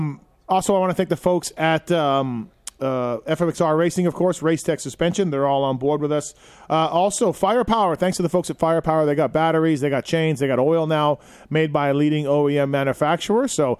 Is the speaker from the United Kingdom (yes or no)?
no; Canada; now in United States; I'm from Canada, right? So I came down a long time ago. So I'm practically half American now.